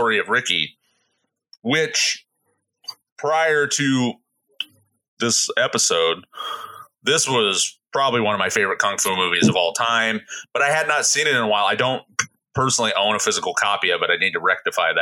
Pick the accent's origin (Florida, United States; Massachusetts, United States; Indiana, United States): Indiana, United States; Midwest; moved away; I'm from the Midwest.